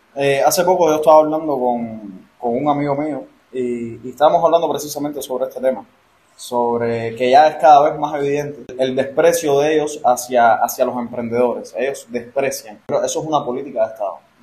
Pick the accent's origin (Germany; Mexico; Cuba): Cuba